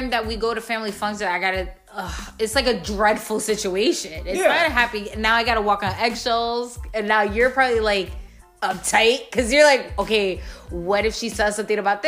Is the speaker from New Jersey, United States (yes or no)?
no; New York, United States; moved away; I'm from New York